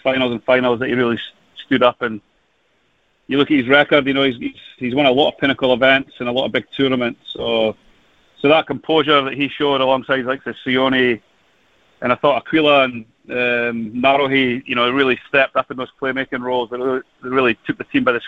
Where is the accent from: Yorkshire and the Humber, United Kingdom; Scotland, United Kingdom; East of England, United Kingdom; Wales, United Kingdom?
Scotland, United Kingdom; as a Scotsman